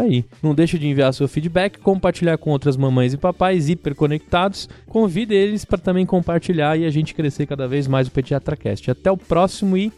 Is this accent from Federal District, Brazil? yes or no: no; São Paulo, Brazil; a gente é de São Paulo, a gente fala bolacha